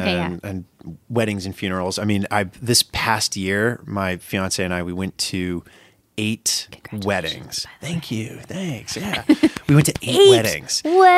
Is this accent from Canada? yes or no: no; Maine, United States; born or raised there